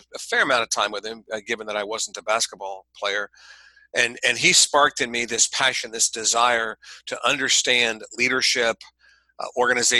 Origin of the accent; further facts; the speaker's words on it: Ohio, United States; moved away as an adult; also born or lived in California; I grew up in the Midwestern part of the United States, state of Ohio